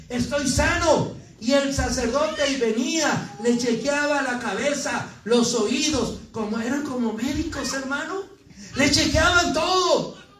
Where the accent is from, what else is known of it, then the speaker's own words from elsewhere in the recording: Mexico City, Mexico; now in Brigham City, United States; de allá de, de la Ciudad de México, donde yo nací